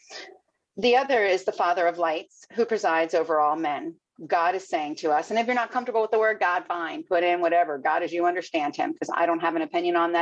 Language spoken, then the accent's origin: English; Fort Lauderdale, Florida, United States; also born or lived in Miami; now in Sebastian, United States; I grew up down in Fort Lauderdale, man. I'm four generations growing up in Miami